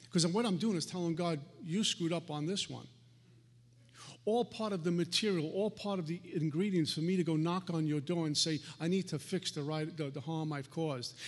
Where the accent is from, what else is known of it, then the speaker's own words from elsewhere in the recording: New York City, New York, United States; I grew up in Brooklyn